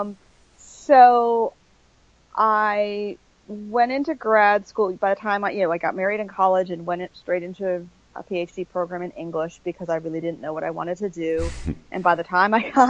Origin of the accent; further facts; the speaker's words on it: Maine, United States; also born or lived in Buffalo, New York / Central Virginia; now in Virginia, United States; I grew up in the Northeast. I grew up in Maine and then moved to Buffalo, New York and came to Virginia when I took the job at Liberty University